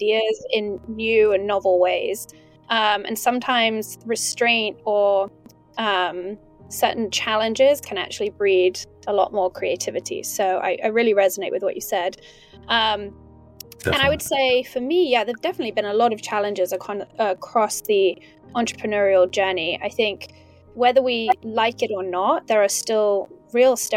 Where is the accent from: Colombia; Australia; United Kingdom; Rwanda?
United Kingdom; London; now in New York, United States; So I grew up in London. I'm from the UK. I now live in New York.